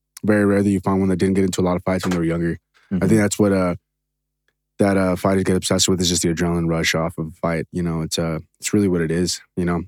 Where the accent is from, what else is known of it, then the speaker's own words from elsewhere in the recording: Torrance, California, United States; I'm from South Torrance